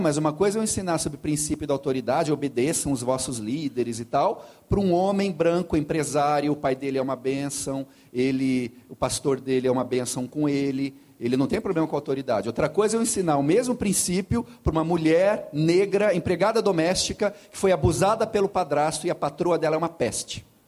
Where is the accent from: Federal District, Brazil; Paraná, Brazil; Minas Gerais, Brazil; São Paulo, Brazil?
Paraná, Brazil; Curitiba; also born or lived in Romania / United States / Amazon region; sou de Curitiba